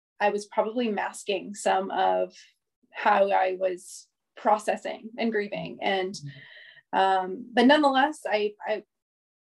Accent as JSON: {"language": "English", "town": "Indianapolis", "region": "Indiana", "country": "United States", "tie": "born or raised there", "said": "I am born and raised in Indianapolis, Indiana, to an amazing, wonderful, loving family"}